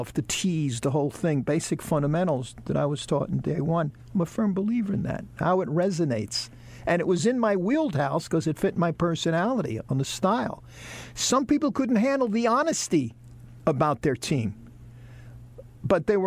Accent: New York City, New York, United States; now in Charlotte, United States; we're both from New York City

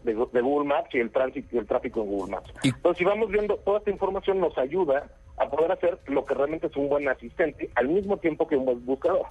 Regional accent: Mexico; yo soy mexicano

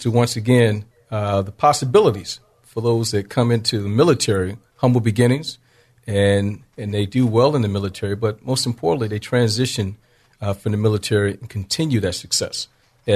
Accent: Augusta, Georgia, United States; moved away as an adult; also born or lived in Washington, D.C. / San Diego, California; I grew up in Augusta, Georgia, born in Washington, D.C.

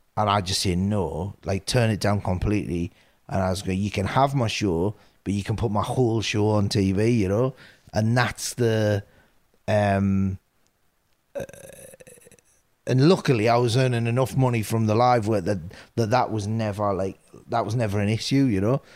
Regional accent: Newcastle upon Tyne, North East England, United Kingdom; when we were doing our previews up in Newcastle, this is my hometown

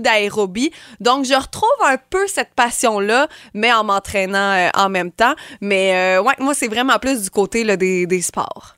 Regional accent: Montérégie, Quebec, Canada; chez nous en Montérégie

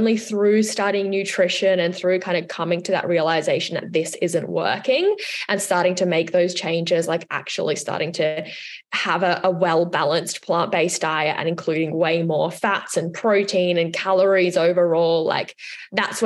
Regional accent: Switzerland; now in Australia; I'm from Switzerland

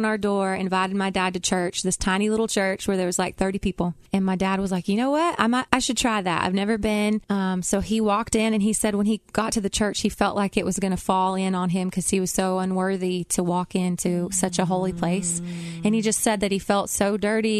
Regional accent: Cohutta, Georgia, United States; now in Nashville, United States; I grew up in Cahutta, Georgia, which is right outside of Dalton

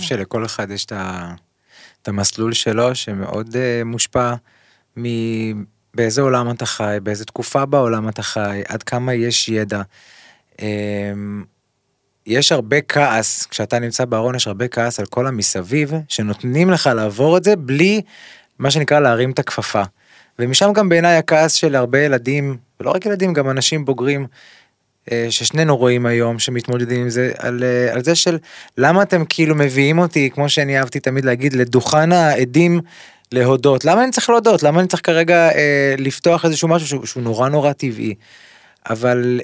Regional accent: Kfar Saba, Central District, Israel; also born or lived in Ramat Gan; אנחנו באים מכפר סבא, גדלתי בכפר סבא

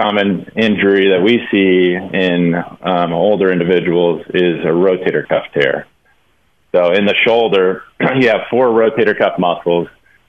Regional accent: Kansas, United States; born there; You know, so I was born in Kansas, and a lot of my family is from Kansas. We kind of grew up Jayhawks fans.

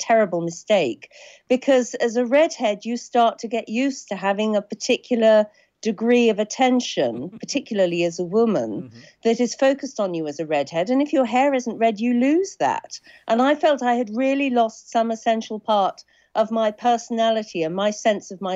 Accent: Suffolk, East of England, United Kingdom; I grew up in Suffolk

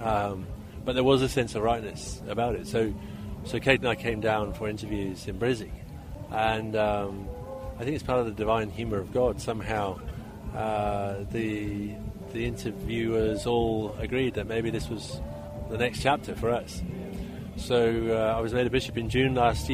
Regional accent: Belfast, Northern Ireland, United Kingdom; also born or lived in Great Britain (mainland) / Papua New Guinea; now in Toowoomba, Australia; I was born and raised in Ireland, in a community in Northern Ireland which was torn apart by violence

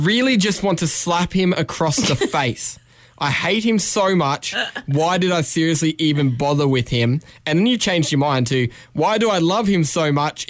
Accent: Brisbane, Queensland, Australia; I'm from Brisbane.

